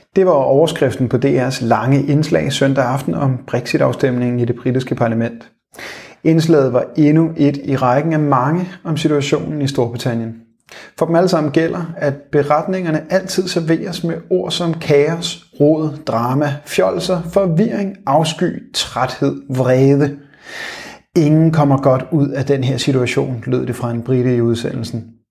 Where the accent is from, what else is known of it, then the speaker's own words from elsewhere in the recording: Denmark; Som danskere